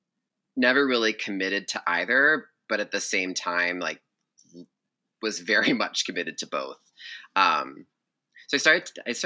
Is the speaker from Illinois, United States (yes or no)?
no; Massachusetts, United States; I'm from Massachusetts